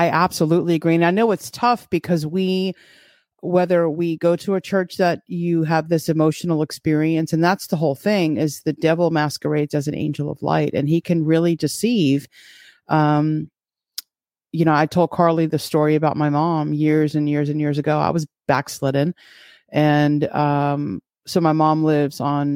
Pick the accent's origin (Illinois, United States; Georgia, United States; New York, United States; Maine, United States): New York, United States; born or raised there; now in Florida, United States